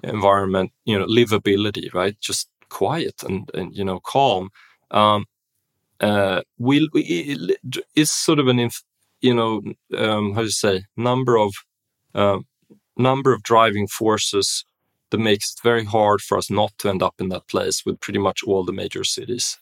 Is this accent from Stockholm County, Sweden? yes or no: yes; Stockholm, Stockholm County, Sweden; moved away; also born or lived in Berlin; I grew up in Stockholm, um, Sweden, you know, b-, born and raised